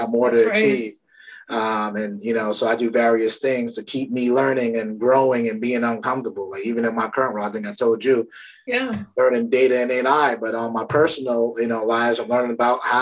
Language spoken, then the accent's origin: English; New York City, New York, United States; my family's from Barbados. I grew up in Brooklyn